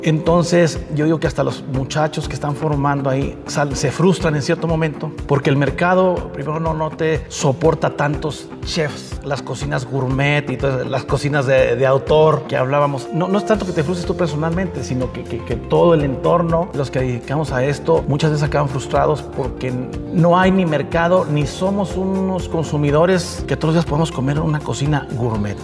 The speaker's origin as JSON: {"language": "Spanish", "country": "Mexico", "said": "nuestra cocina mexicana"}